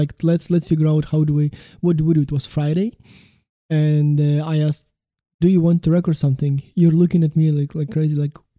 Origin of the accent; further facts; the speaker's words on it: Ukraine; now in Vilnius, Lithuania; I'm originally from Ukraine